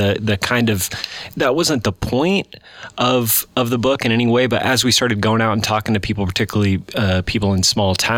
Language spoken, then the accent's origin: English; Red Cloud, Nebraska, United States; I'm from Red Cloud, outside of Red Cloud, Nebraska, population 1,000, son of a farmer